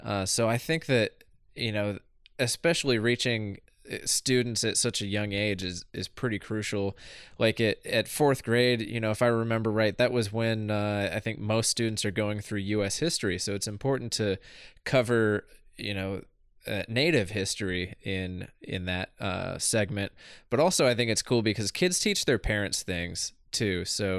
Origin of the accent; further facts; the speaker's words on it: Southeast, United States; I grew up in the Southeast, where there's not much overlap or not much engagement with, you know, non-tribal communities and tribal communities.